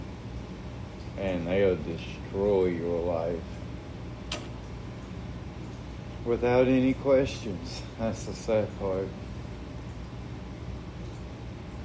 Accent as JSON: {"language": "English", "town": "Asheville", "region": "North Carolina", "country": "United States", "tie": "born or raised there", "said": "My brother and sister was born and raised in Asheville, North Carolina, as well as me"}